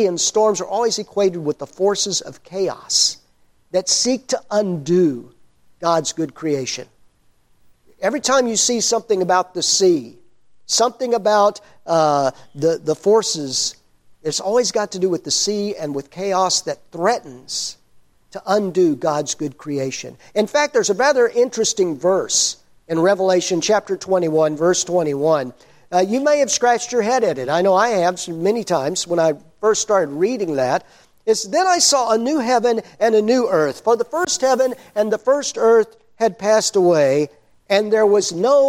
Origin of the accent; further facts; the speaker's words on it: Overton, Texas, United States; also born or lived in Ennis, Texas; I grew up in Overton, which is the grease spot on the map of Texas